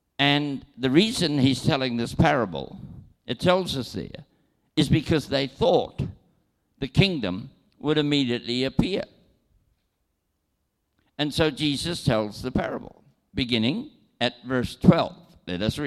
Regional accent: New Zealand; I am from New Zealand, and I was born there, and naturally, I have citizenship in New Zealand and travel on a New Zealand passport

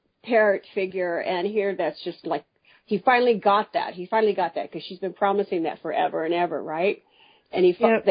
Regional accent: United States; I'm American

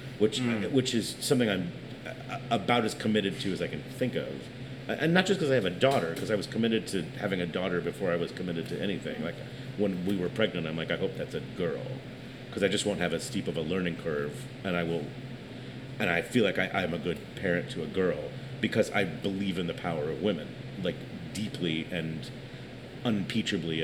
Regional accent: New York City, New York, United States; I'm from New York

